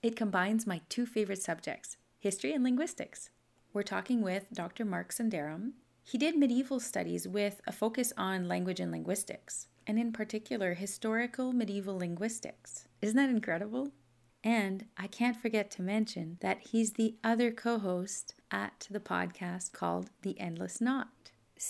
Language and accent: English; Canada; first language French; English is a second language; I'm a Francophone from Canada